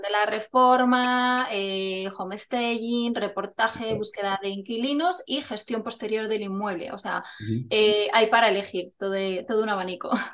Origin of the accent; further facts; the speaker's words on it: Burgos, Castile and León, Spain; also born or lived in Palencia; nací en Palencia, pero siendo muy pequeñita me trasladé a Burgos con mi familia y bueno, llevo aquí desde los dos añitos